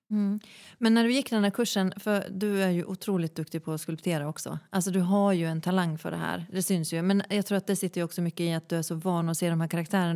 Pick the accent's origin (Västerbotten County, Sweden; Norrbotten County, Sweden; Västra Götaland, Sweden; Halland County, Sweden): Västerbotten County, Sweden; Malå; moved away; jag är från en liten kommun snarlik Nordanstigs kommun. Mm. Eh, en kommun som heter Malå